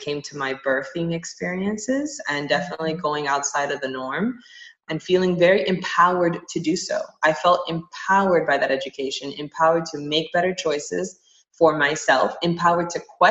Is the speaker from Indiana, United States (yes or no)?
no; Miami, Florida, United States; I grew up in Miami